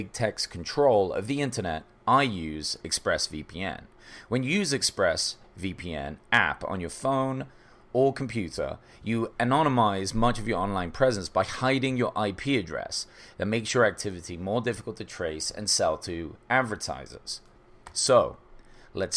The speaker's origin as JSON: {"language": "English", "region": "England", "country": "United Kingdom", "moved": "yes", "lives_now": "United States", "said": "I came from England"}